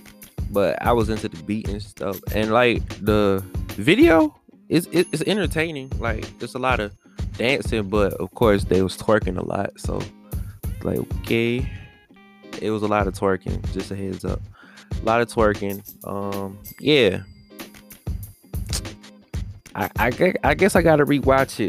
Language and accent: English; Washington, District of Columbia, United States; Chocolate City, aka my hometown, Washington DC